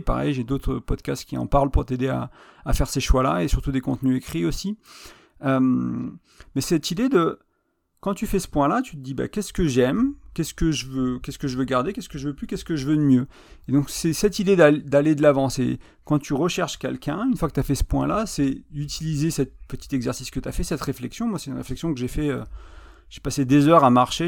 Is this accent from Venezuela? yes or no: no; France; moved away as an adult; also born or lived in Ireland; je suis arrivé en novembre 2020 en France